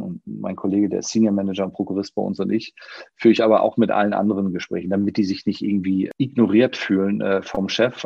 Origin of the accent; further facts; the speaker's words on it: Schleswig-Holstein, Germany; now in Hamburg, Germany; Auch ich bin gebürtiger Schleswig-Holsteiner, aber das ist schon eine Ecke her, dass ich, äh, dass ich dort gelebt habe